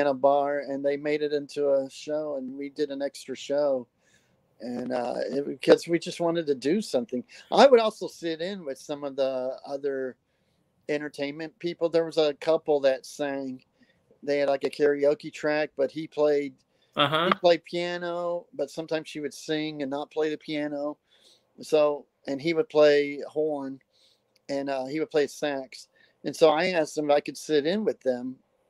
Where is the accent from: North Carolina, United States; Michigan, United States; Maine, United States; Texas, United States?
Texas, United States; Fort Worth; now in New York, United States; in Fort Worth, my hometown in Fort Worth, Texas